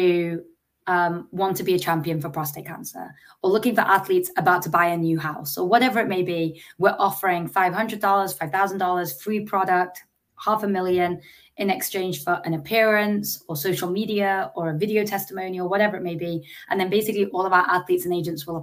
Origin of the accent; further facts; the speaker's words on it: England, United Kingdom; Growing up in England